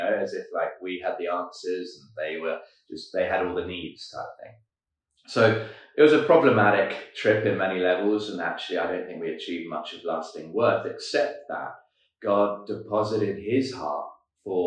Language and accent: English; London, United Kingdom; moved away as an adult; now in Cape Town, South Africa; I'm from London, as you say. I moved to Cape Town, age 23.